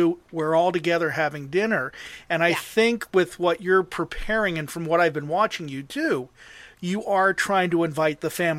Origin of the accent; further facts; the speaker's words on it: Mars, Pennsylvania, United States; I grew up in Mars, which is only 15 minutes down the road from Wexford.